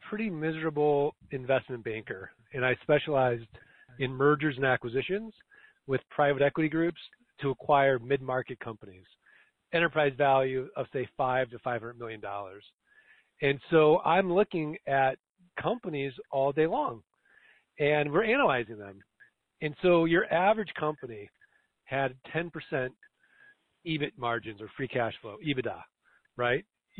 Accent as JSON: {"language": "English", "region": "Missouri", "country": "United States", "said": "Well, Jim, I'm from Missouri, the show me state."}